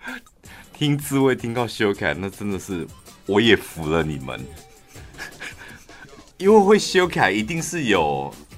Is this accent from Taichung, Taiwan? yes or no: yes; Taichung, Taiwan; 我们台中人